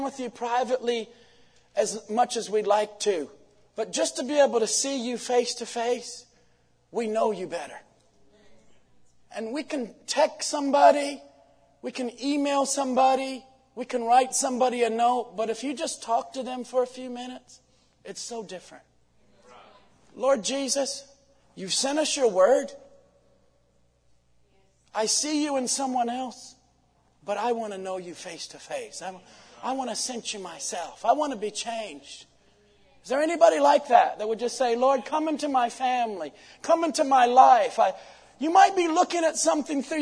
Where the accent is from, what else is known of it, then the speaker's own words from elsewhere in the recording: United States; from Washington